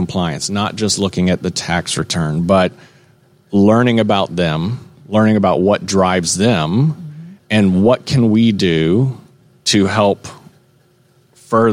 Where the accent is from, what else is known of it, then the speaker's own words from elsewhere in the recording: Dunwoody, Georgia, United States; I am from Atlanta. I'm from this area, actually. I'm from Dunwoody